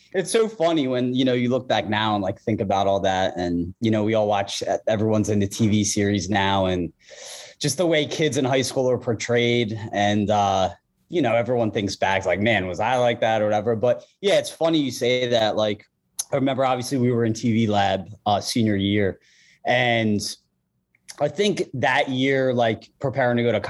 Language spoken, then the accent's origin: English; Blue Bell, Pennsylvania, United States; accent: Philadelphia; also born or lived in Norristown, Pennsylvania / Wayne, Pennsylvania; we moved to Bluebell. That's where I lived, you know, my whole childhood.